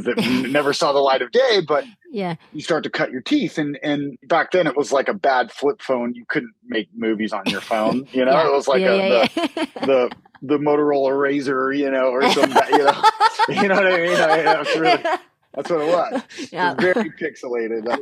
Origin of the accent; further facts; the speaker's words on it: Vancouver, Washington, United States; also born or lived in Portland, Oregon; I grew up in Vancouver, Washington.